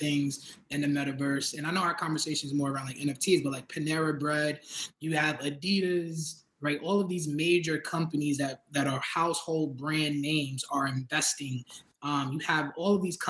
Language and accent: English; New York City, New York, United States; I'm from Brooklyn. I'm a proud Brooklynite, right? I grew up in East New York. I grew up in Brownsville, Bushwick